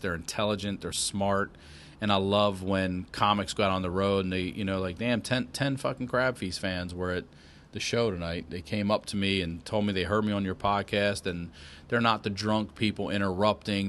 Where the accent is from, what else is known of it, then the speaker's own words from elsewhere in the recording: Baltimore, Maryland, United States; moved away as an adult; I'm originally from, uh, Baltimore, Maryland. Grew up, I was born in the city, grew up outside the city, yeah, a few years later